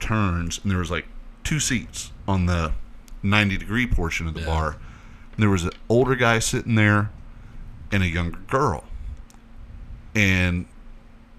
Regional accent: Florida, United States; we're from Florida

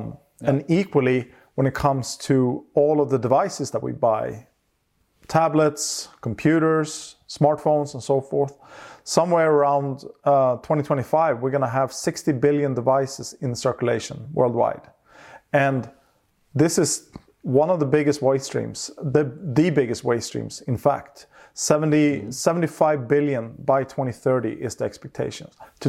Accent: Stockholm, Stockholm County, Sweden; I grew up in Stockholm, center of Stockholm.

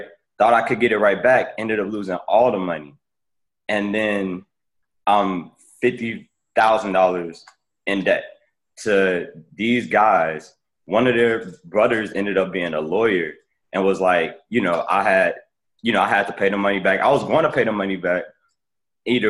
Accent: Chicago, Illinois, United States; moved away as an adult; now in Washington, D.C., United States; I'm from, like Brett said, I'm from Chicago

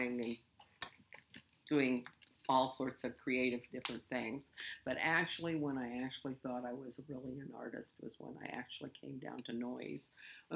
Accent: Lincoln, Nebraska, United States; also born or lived in Washington, D.C. area; I'm from here in Lincoln

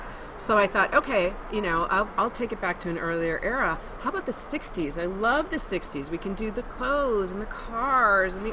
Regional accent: Wisconsin, United States; also born or lived in New York / Boulder, Colorado; now in Denver, United States; I'm from Wisconsin originally

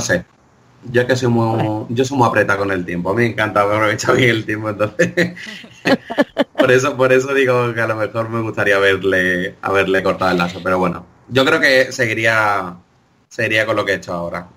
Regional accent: Greece; yo tiro para mi tierra, en, Grecia

